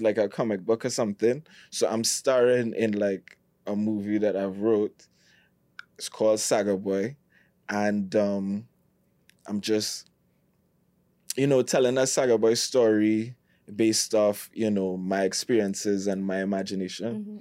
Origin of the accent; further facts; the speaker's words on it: Trinidad & Tobago; I'm from Trinidad